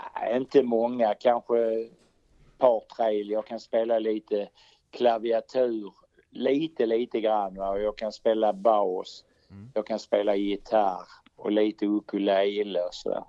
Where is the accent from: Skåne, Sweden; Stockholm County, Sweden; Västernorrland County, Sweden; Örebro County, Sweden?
Skåne, Sweden; Bjäre Peninsula; accent: Scanian; also born or lived in Malmö / Eslöv; jag är född i Malmö, va? sen bodde jag i Eslöv några år, men ja. den första delen av mitt liv har jag bott här uppe i, eh, på Bjärehalvön